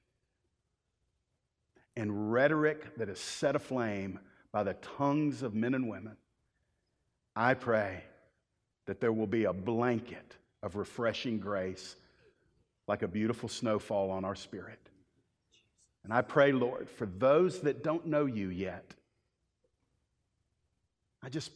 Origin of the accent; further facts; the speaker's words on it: the Bible Belt, United States; I grew up in the Bible Belt.